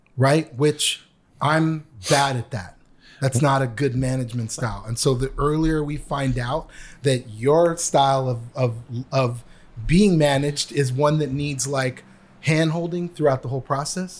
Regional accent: Canada; also born or lived in New York; now in United States; I was an international student because I am from Canada

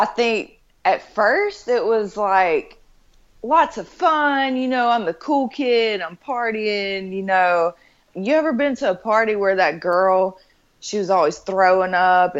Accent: Hattiesburg, Mississippi, United States; moved away as an adult; now in Florida, United States; I'm originally from Hattiesburg, Mississippi.

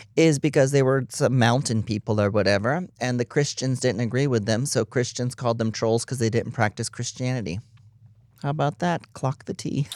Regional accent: Texas, United States; I'm from Texas

